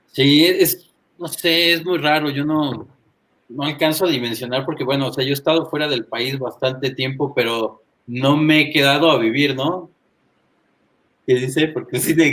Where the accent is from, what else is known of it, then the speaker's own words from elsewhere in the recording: Toluca, State of Mexico, Mexico; also born or lived in Monterrey / Cadereyta; Yo nací en Monterrey, pero soy de Toluca.